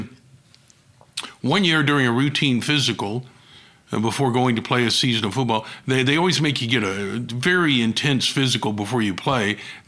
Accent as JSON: {"language": "English", "town": "Tulsa", "region": "Oklahoma", "country": "United States", "tie": "born or raised there", "said": "I grew up here in Oklahoma and have had many, many opportunities to leave and go other places."}